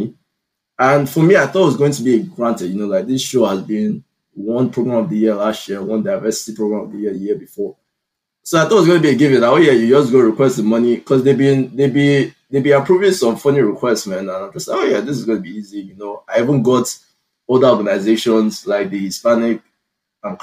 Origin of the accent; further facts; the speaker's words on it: Nigeria; now in United States; the Nigerian man that I am